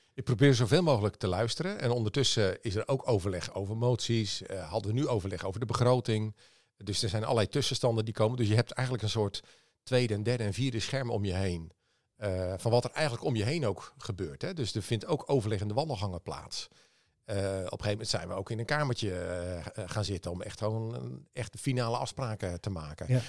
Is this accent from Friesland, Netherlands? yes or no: yes; Leeuwarden, Friesland, Netherlands; ik ben opgegroeid in Leeuwarden